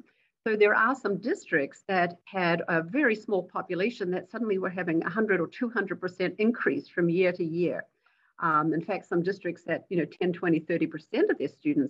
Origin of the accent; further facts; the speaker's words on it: New Zealand; moved away as an adult; also born or lived in Tonga; now in Columbus, United States; So I grew up in New Zealand